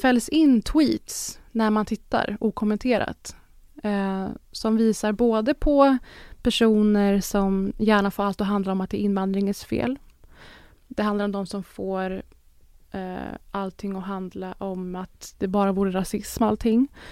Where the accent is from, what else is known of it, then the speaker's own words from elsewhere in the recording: Sweden; för oss som svenskar